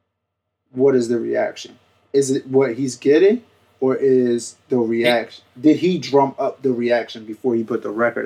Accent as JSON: {"language": "English", "town": "Atlantic City", "region": "New Jersey", "country": "United States", "tie": "born or raised there", "said": "me growing up in Atlantic City"}